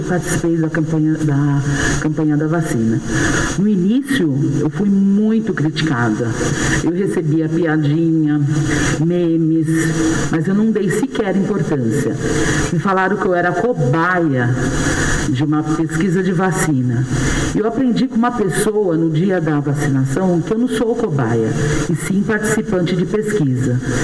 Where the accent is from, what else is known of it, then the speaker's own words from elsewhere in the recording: Brazil; como brasileira